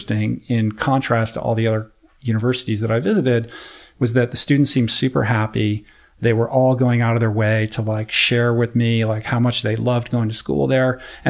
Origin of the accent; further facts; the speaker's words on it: East Coast, United States; You know, sunny California. I grew up on the East Coast.